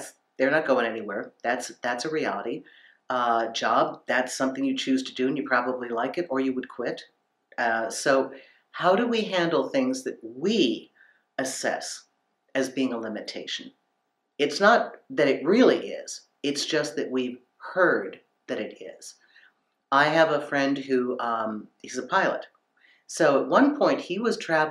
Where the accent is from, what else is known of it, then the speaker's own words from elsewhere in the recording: United States; Growing up in America